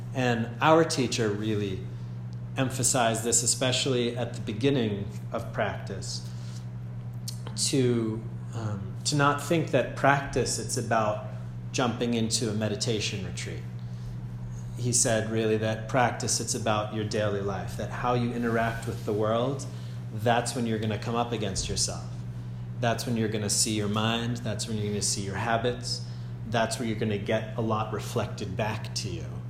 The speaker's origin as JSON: {"language": "English", "town": "Andover", "region": "Massachusetts", "country": "United States", "also_born_or_lived": "Germany", "moved": "as an adult", "said": "I'm from Andover, Massachusetts, originally and currently"}